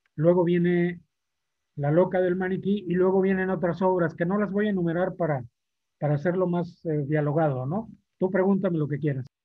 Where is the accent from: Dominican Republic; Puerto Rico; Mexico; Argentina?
Mexico; Matamoros, Tamaulipas; moved away as an adult; now in Monterrey, Mexico; en Matamoros, en, un barrio eh, popular, con mi familia, compartiendo con los amigos de infancia como todo, la escuela